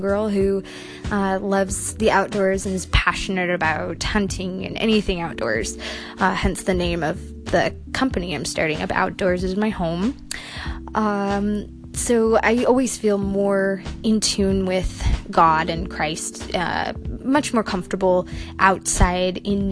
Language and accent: English; Washington, United States; I grew up here in Washington State